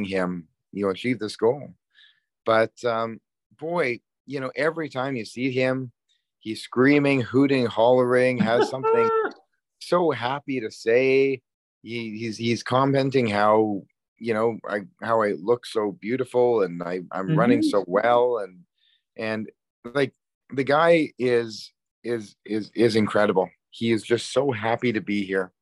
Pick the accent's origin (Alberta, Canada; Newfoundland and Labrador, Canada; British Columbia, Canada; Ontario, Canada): Alberta, Canada; Calgary; my hometown of Calgary, Alberta